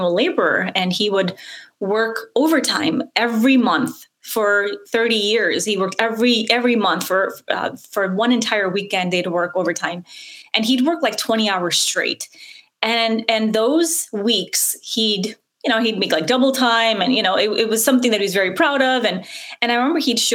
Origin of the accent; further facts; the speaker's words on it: United States; English is a second language; Even though I grew up in America, I didn't speak any English